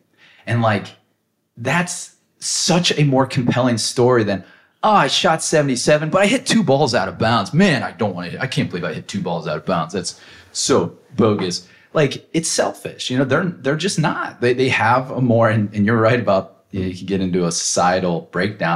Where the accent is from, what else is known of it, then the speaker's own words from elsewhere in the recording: United States; I'm an American